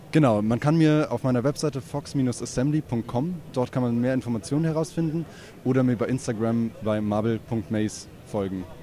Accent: Hamburg, Germany; Dann fahre ich wieder zurück nach Hamburg, wo ich herkomme.

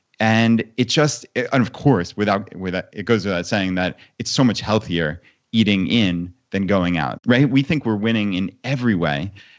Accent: New York, United States; moved away as an adult; my wife and I, we grew up on Long Island, actually, in New York.

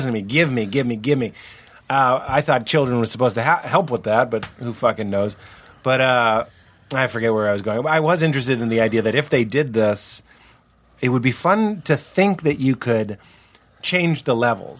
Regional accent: Brooklyn, New York, United States; I am a New Yorker from Brooklyn, and I'm a Rangers fan

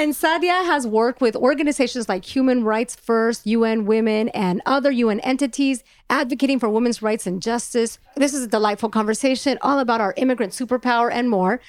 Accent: Los Angeles, California, United States; also born or lived in Mexico; I'm from California, that I'm from Los Angeles

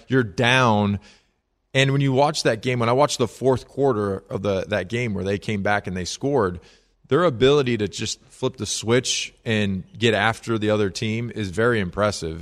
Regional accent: Chicago, Illinois, United States; growing up in the Chicago area

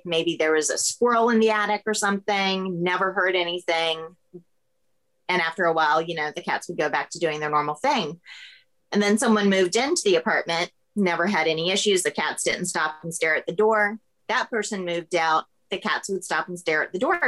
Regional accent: Florida, United States; now in Savannah, United States; I grew up in Florida

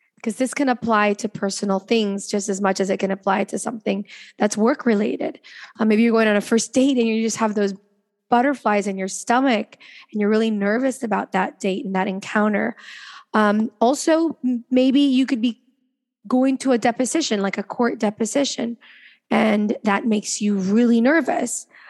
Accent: Venezuela; We know we're from Venezuela

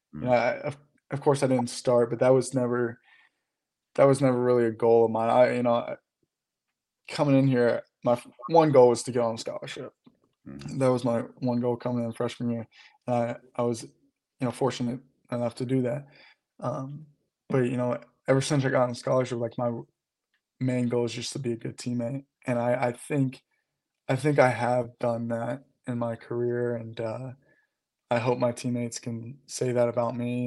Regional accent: Louisville, Kentucky, United States; I'm from Louisville

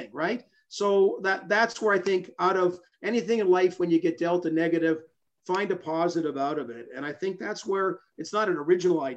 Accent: Canada; I'm Canadian

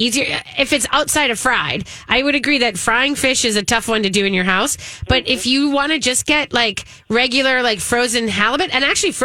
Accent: Midwest, United States; in the Midwest

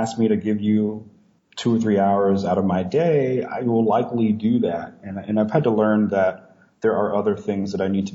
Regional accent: Leesville, Louisiana, United States; moved away as an adult; now in Ohio, United States; I came from a situation where looking outside of Leesville, Louisiana was just not really an option. You know, my university is only an hour away from my hometown

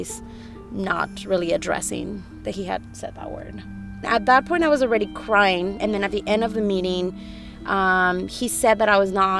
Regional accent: East Bay, California, United States; it's my hometown paper

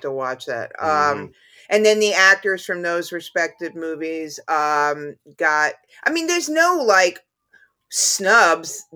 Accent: New York, United States; even as a New Yorker

